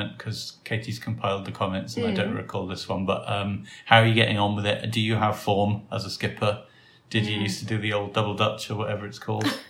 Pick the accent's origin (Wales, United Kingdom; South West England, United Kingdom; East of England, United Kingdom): Wales, United Kingdom; growing up in Wales